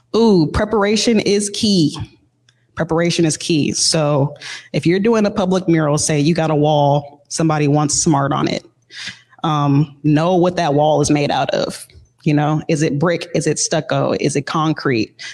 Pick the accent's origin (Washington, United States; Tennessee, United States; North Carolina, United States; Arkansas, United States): Washington, United States; Seattle; growing up in Seattle, it's a very artistic, you know, area